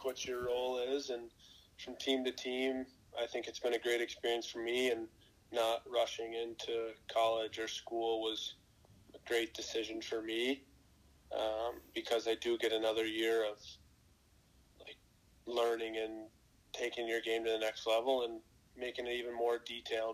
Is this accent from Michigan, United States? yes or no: yes; Big Rapids, Michigan, United States; growing up, I'm from Big Rapids, Michigan